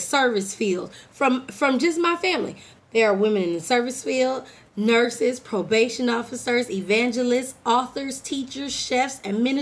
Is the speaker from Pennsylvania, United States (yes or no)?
no; California, United States; now in Texas, United States; I'm from California